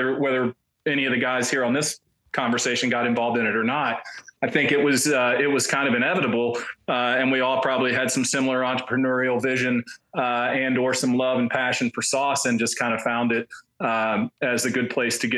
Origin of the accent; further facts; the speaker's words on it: Memphis, Tennessee, United States; moved away as an adult; now in Nashville, United States; I grew up in Memphis.